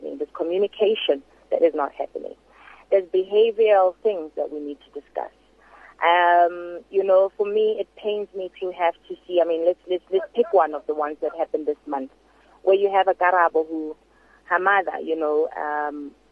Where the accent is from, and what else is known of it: South Africa